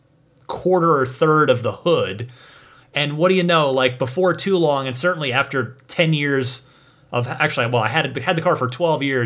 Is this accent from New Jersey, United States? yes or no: yes; New Jersey, United States; New Jersey, my home state